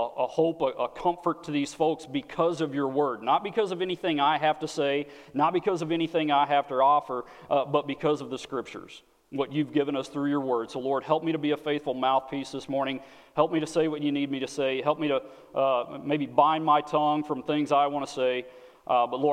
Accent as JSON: {"language": "English", "region": "Texas", "country": "United States", "moved": "as an adult", "lives_now": "Wisconsin, United States", "said": "I am not from Wisconsin, okay? I am from the great nation of Texas"}